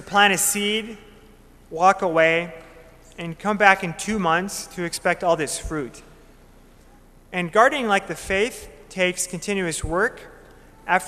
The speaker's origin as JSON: {"language": "English", "town": "Minot", "region": "North Dakota", "country": "United States", "moved": "as an adult", "lives_now": "Bismarck, United States", "said": "I'm from Minot, North Dakota"}